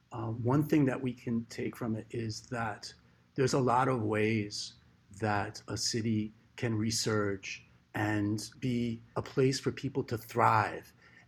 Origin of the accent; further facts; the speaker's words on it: New York City, New York, United States; I am born and raised in the Kingsbridge section of the Bronx, New York. I live now in the Van Cortlandt Village section of the Bronx